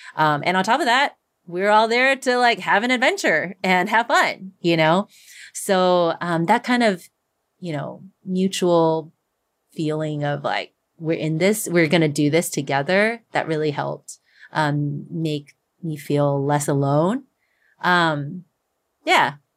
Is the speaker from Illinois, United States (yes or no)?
no; Texas, United States; moved away; in my hometown, like, community, um, back in Texas